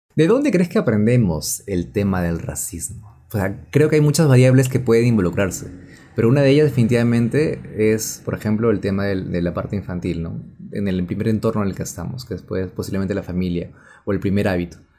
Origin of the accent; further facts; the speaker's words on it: Peru; yo que no soy nada limeño, soy de provincia